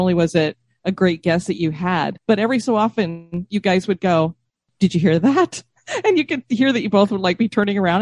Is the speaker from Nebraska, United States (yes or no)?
no; Denver, Colorado, United States; now in Florida, United States; I grew up in Denver